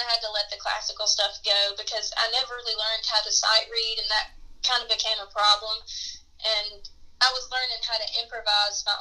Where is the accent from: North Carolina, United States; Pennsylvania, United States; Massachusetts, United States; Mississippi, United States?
North Carolina, United States; Union Mills; it was actually in my hometown of Union Mills